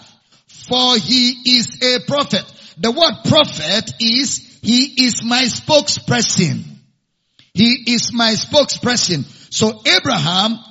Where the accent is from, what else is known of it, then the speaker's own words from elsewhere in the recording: Nigeria; I'm a Nigerian.